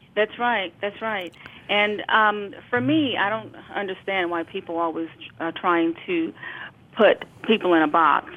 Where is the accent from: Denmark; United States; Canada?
United States; New York City, New York; I was raised in Brooklyn, New York.